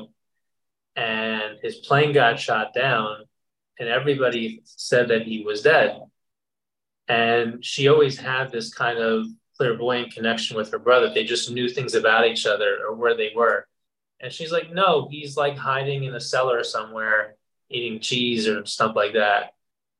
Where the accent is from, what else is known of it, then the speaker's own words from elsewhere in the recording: New Jersey, United States; I grew up in New Jersey